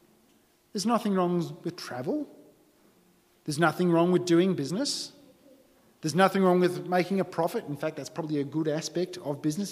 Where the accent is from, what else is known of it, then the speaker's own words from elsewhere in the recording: Berrima/Bowral, New South Wales, Australia; I grew up in Barrel in New South Wales. It's cold in winter.